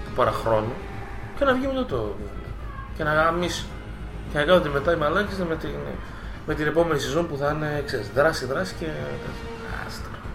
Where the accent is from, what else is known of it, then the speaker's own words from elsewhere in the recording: Greece; Και ενώ γεννήθηκα στην Ελλάδα και πήρα την υπηκότητα στα 26